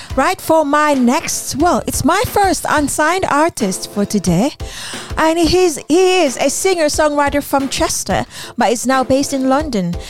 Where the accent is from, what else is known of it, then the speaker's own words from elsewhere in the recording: Philippines; now in United Kingdom; I grew up in the Philippines. I don't didn't grow up here in the UK.